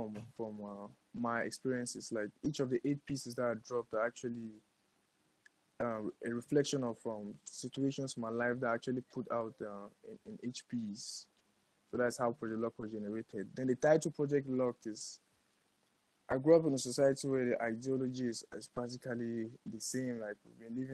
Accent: Cameroon; I'm born, raised African, and I'm Cameroonian. So that's what's up. I'm from Cameroon.

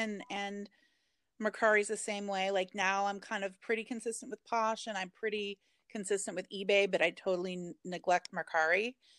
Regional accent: Portland, Oregon, United States; And I'm from Portland, Oregon, so it was like really big.

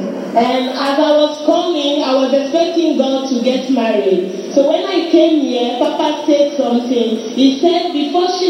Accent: Cotonou, Littoral, Benin; I am from Cotonou, Benin.

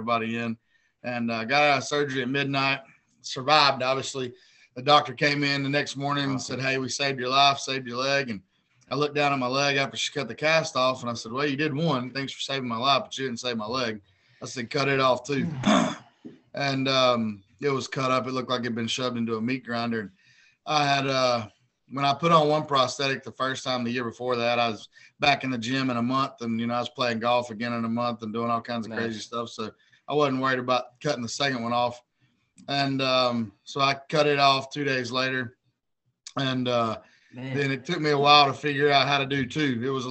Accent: Hickory, North Carolina, United States; also born or lived in San Diego, California; I'm from a small town in North Carolina, Hickory, North Carolina. I was born in San Diego, California, Camp Pendleton Marine Base. My dad was a Marine, but I lived there till I was three. And then I was back in Burke County and grew up in North Carolina my whole life

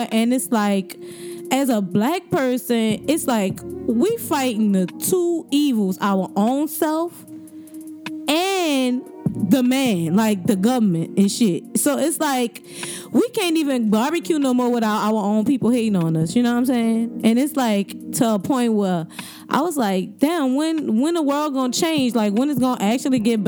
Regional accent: New Orleans, Louisiana, United States; I'm from the East, straight up, East Beast all day

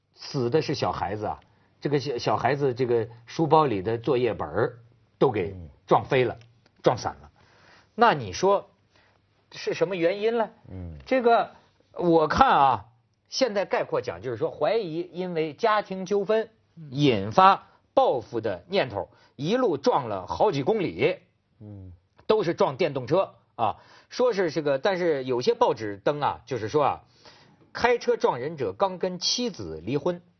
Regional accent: Shijiazhuang, Hebei, China; 我小时候在石家庄

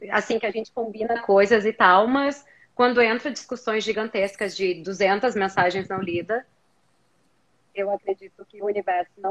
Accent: Brazil; a minha sorte foi que eu cresci no Brasil e que as coisas que eu gostava não eram tão populares no Brasil.

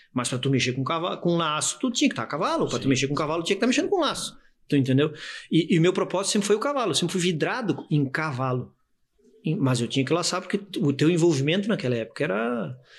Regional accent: Itajaí, Santa Catarina, Brazil; also born or lived in Curitiba, Paraná / Navegantes / Camboriú; Itajaiense, nascido, é, nasci no Paraná, mas me considero itajaiense, catarinense, morei a minha vida inteira em Itajaí

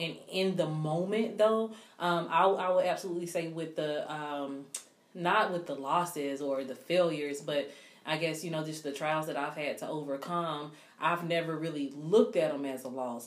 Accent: South Carolina, United States; I was from South Carolina

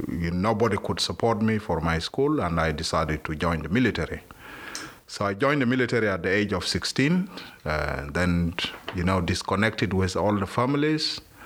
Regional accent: South Sudan; moved away as an adult; now in Australia; we are from South Sudan, and mainly South Sudan we are Christians.

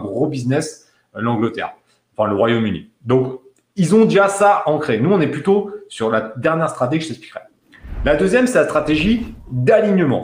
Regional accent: France; En tant que Français

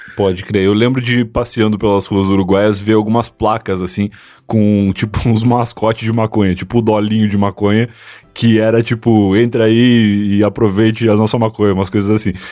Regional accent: Rio Grande do Sul, Brazil; also born or lived in Osasco; sou do Rio Grande do Sul

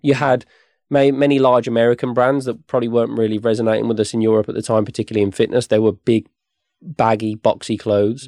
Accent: West Midlands, United Kingdom; I grew up here in the West Midlands, not far from where the office is now.

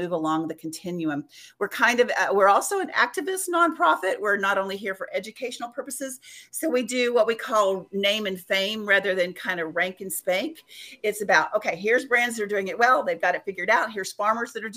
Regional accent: West Texas, United States; I'm from West Texas

